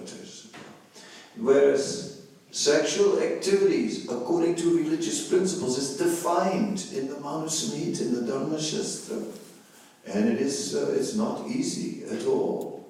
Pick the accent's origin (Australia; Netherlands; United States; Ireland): Netherlands; I am from the Netherlands